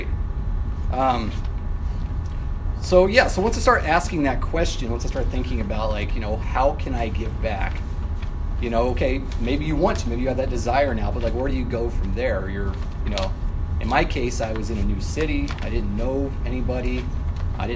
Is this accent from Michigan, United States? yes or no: no; Nebraska, United States; moved away as an adult; now in Chicago, United States; I'm from Nebraska. And I went to the University of Nebraska